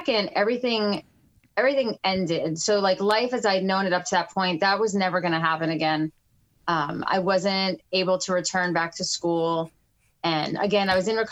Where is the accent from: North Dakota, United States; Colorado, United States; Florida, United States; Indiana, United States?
Florida, United States; Fort Lauderdale; also born or lived in New York City; We lived in Fort Lauderdale at the time. We moved down from New York City